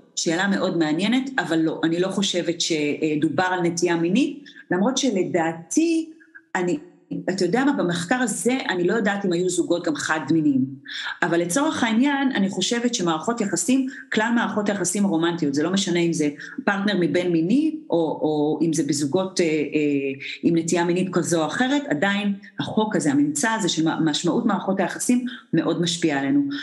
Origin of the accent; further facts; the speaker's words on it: Israel; אנחנו ישראלים